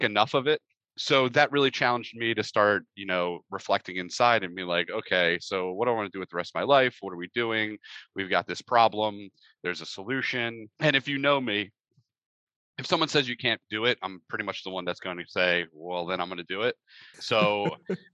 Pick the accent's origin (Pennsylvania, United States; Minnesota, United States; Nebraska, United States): Pennsylvania, United States; moved away as an adult; I grew up in Pennsylvania, typical childhood